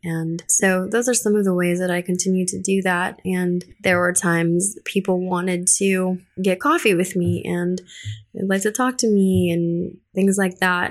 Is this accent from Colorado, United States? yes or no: yes; Colorado, United States; English is a second language; moved away as an adult; also born or lived in Philippines; now in Houston, United States; I was originally born in the Philippines. My sisters and I were all born there. We moved to Colorado when I was eight and then didn't speak any English when we first moved to Colorado.